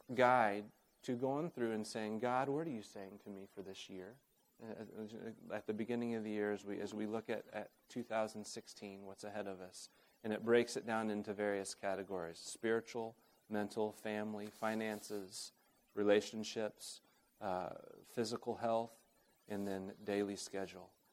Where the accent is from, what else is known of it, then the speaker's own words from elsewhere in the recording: Oklahoma City, Oklahoma, United States; moved away; also born or lived in Uganda; I grew up in Oklahoma City